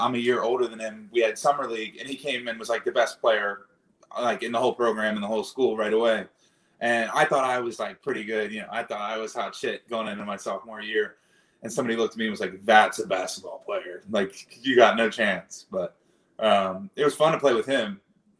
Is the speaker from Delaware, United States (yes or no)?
yes; Wilmington, Delaware, United States